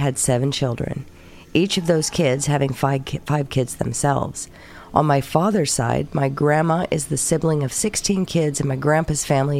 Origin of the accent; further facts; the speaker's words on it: the South, United States; Of course, though, I am from the South, which comes with a heavy belief in the Bible, or otherwise known as Sky Daddy.